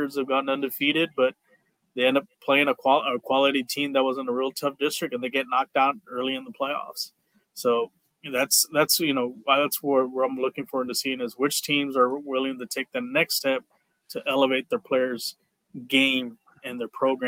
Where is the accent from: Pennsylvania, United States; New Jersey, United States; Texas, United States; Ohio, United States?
Texas, United States; Doral; now in San Antonio, United States; in my hometown, Doral